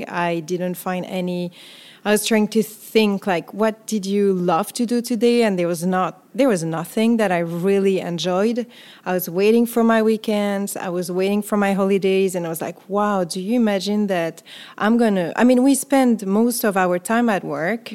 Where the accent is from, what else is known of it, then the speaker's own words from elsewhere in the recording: France; accent: French; English is a second language; also born or lived in Paris / New York City; listeners will hear my accent. So I'm French